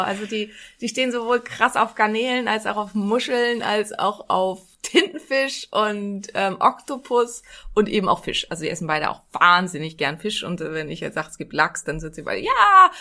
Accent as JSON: {"language": "German", "town": "Neumünster", "region": "Schleswig-Holstein", "country": "Germany", "tie": "born or raised there", "said": "Ich komme ja aus Neumünster, das liegt genau zwischen den Meeren"}